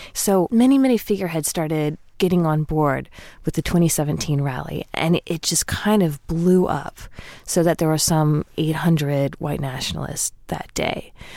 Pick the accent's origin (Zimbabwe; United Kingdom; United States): United States; the South; I'm from the South